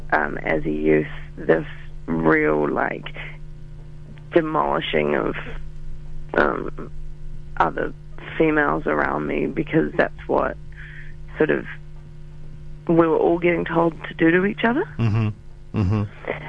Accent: New Zealand; I'm from New Zealand

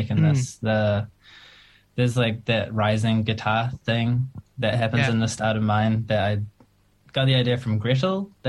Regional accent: Auckland, New Zealand; I am from Auckland. I've lived here my entire life

